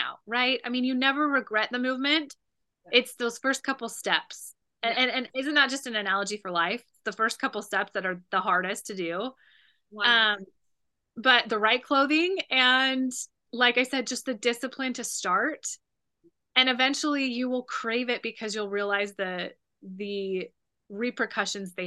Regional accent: Utah, United States; also born or lived in California; now in Wisconsin, United States; originally I'm from Utah. And so I grew up with all four seasons, but coming from California

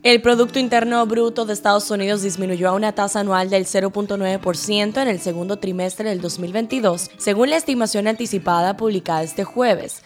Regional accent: Dominican Republic

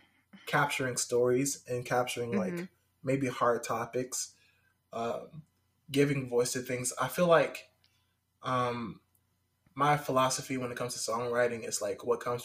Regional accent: Nashville, Tennessee, United States; also born or lived in South Carolina / North Carolina; But more about me, I grew up here in Nashville. Moved in a big circle from like North Carolina. Well, South Carolina to North Carolina, then back to here.

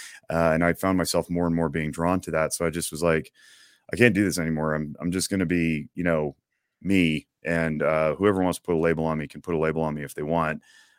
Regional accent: Nevada, United States; And I grew up Catholic here in Northern Nevada, pretty milquetoast involvement.

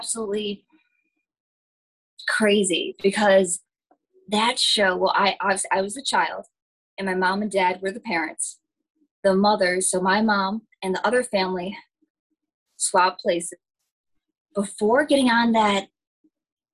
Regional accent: upstate New York, United States; I grew up actually in upstate New York.

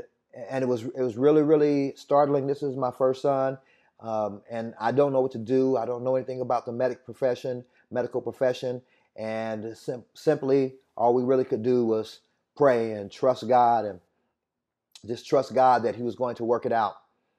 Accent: Indianapolis, Indiana, United States; I hail from Indianapolis, Indiana, but to be quite honest, if I tell you my whole testimony, I'm from a lot of different places.

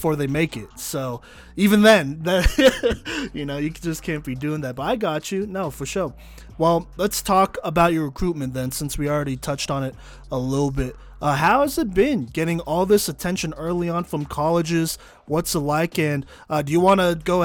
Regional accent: Texas, United States; I'm from Texas

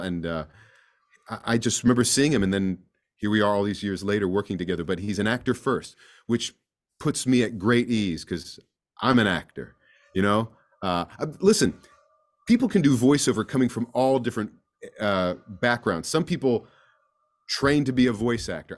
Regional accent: East Coast, United States; I'm from the East Coast

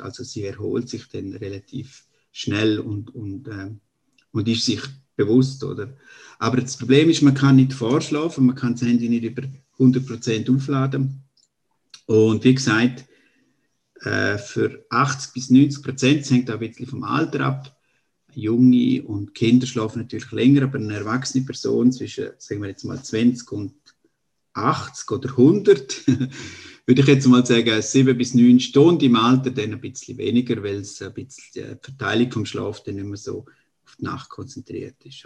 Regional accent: eastern Switzerland, Graubünden, Switzerland; am Dialekt da kennt man, also ich bin Schweizer aus der Ostschweiz, aus Graubünden

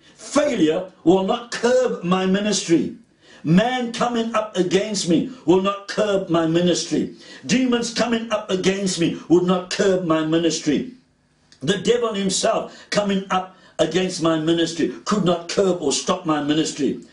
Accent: Cape Town, Western Cape, South Africa; I grew up in Pine Road, Woodstock, opposite the gym bioscope, near Trafalgar Bards.

